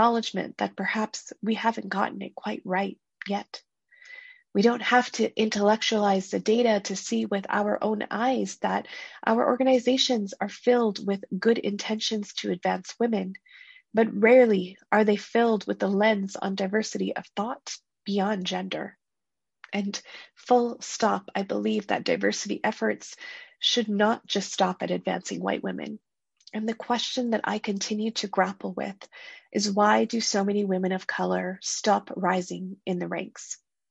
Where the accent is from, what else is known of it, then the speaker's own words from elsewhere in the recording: Canada; I grew up in Canada, a country chock full of opportunities